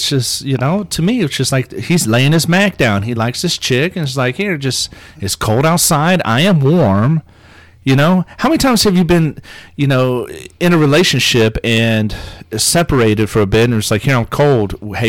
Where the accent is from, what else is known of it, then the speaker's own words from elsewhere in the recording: South Africa; And I'm from South Africa and I'm a Jew, so yeah.